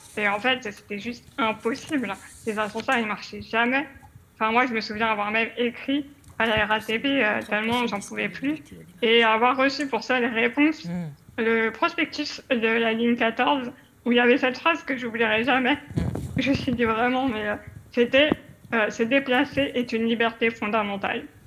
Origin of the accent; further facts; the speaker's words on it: Paris, Île-de-France, France; moved away; je suis une parisienne, j'ai vécu 30 ans à Paris